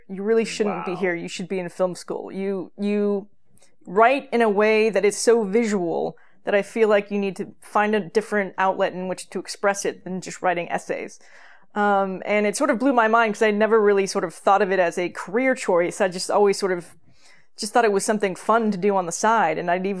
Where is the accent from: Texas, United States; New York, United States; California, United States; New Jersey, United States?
California, United States; Yeah, I grew up in Northern California in a relatively small town in which most of the women became teachers and most of the men became firemen or police officers